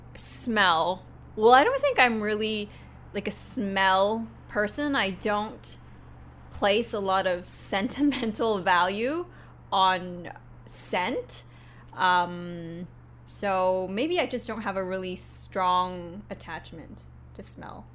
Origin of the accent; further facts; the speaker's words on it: Vancouver, British Columbia, Canada; moved away as an adult; now in Japan; I'm from Vancouver, Canada